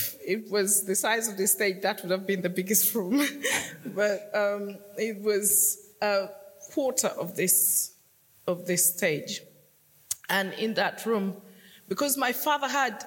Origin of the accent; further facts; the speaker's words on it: Northern Region, Uganda; now in London, United Kingdom; I was born in northern Uganda